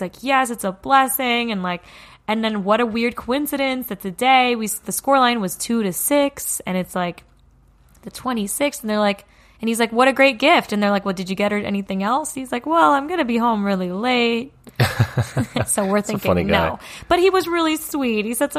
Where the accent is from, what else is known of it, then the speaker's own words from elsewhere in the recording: North East England, United Kingdom; And that's why I'm a Geordie.